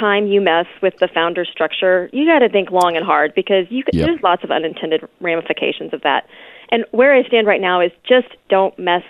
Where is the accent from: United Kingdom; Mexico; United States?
United States; Houston, Texas; now in Dallas, United States; well, I'm a Texan, make no mistake about that.